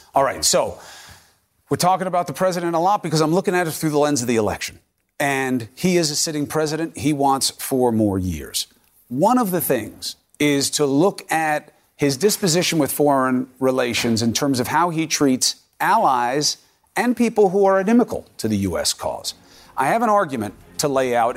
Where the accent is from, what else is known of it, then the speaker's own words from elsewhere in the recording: New York City, New York, United States; growing up in Queens where, you know, we all knew Jewish people, Christian people